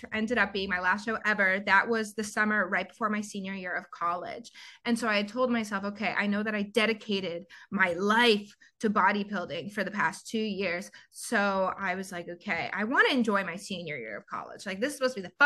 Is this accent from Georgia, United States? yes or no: yes; Georgia, United States; moved away as an adult; also born or lived in Summit, New Jersey / Florida / Chicago; now in Los Angeles, United States; I'm born and raised in Georgia